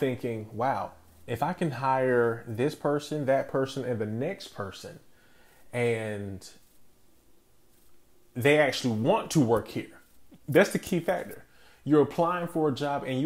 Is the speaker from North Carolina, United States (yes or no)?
yes; Wilson, North Carolina, United States; I come from a city where BB&T first started, and BB&T in my hometown is known as being the employer